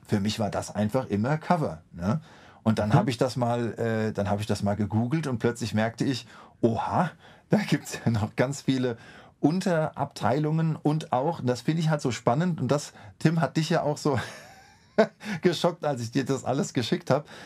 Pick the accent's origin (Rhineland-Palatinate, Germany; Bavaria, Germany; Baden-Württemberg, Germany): Rhineland-Palatinate, Germany; Mainz; ich als Mainzer